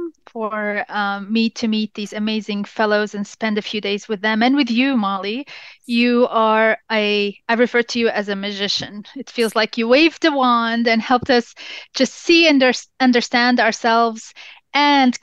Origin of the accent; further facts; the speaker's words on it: Jordan; first language English; As I grew up in Jordan